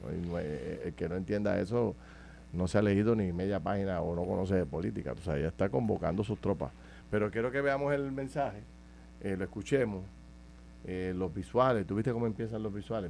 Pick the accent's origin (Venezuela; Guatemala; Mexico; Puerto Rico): Puerto Rico; yo soy de Camus, en el campo